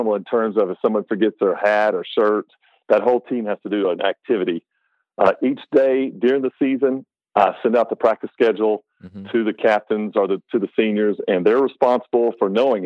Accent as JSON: {"language": "English", "region": "North Carolina", "country": "United States", "tie": "born or raised there", "moved": "as an adult", "lives_now": "Kentucky, United States", "said": "I grew up in North Carolina"}